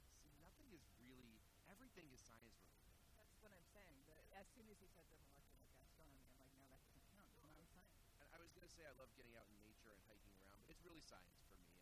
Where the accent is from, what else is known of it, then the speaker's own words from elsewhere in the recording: Billerica, Massachusetts, United States; I grew up in a town called Billerica, Massachusetts, which is uh, northwest of Boston. It's a pretty large town in area and, and in population, but there's nothing there